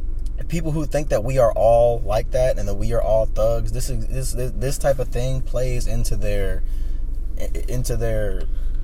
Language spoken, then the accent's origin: English; Chesterfield County, Virginia, United States; my hometown